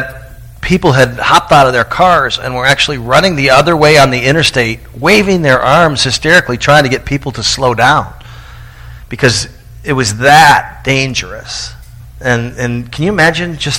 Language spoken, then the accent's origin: English; Tallahassee, Florida, United States; my hometown of Tallahassee, Florida